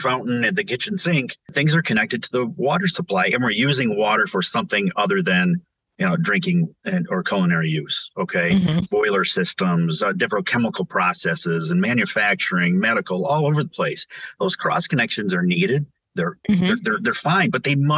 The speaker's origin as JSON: {"language": "English", "town": "Montrose", "region": "Michigan", "country": "United States", "tie": "born or raised there", "also_born_or_lived": "Flint, Michigan", "said": "growing up on Lake Road in Montrose, Michigan, outside of Flint"}